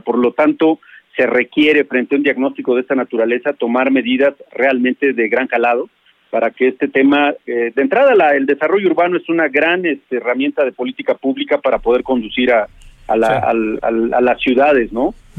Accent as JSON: {"language": "Spanish", "town": "Toluca", "region": "State of Mexico", "country": "Mexico", "tie": "born or raised there", "said": "Yo eh, no nací en Toluca, pero soy de Toluca"}